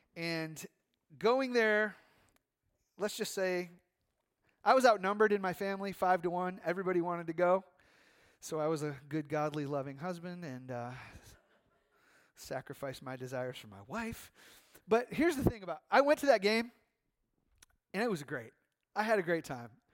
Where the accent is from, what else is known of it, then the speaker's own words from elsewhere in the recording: United States; American Christians